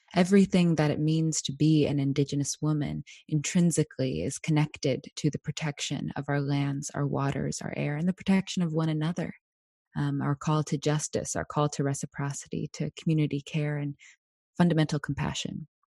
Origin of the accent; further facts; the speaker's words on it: Anchorage, Alaska, United States; I was born and raised here in my Danny Ena homelands of Decha Yekak, otherwise known as Anchorage, Alaska